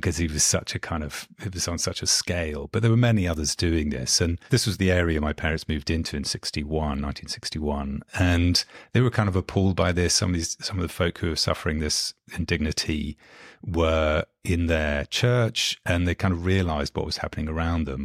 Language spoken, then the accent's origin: English; London, United Kingdom; London born and bred, not, not American, and grew up, uh, actually, I'm, I'm sitting in London at the moment and grew up just a kind of mile and a half or so from where, where I'm sitting at the moment.